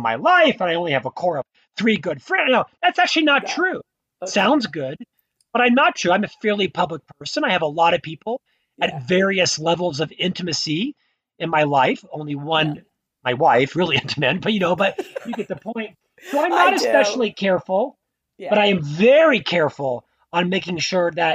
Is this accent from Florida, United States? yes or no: yes; Orlando, Florida, United States; moved away as an adult; also born or lived in Provo, Utah; now in Utah, United States; I was born in Orlando, Florida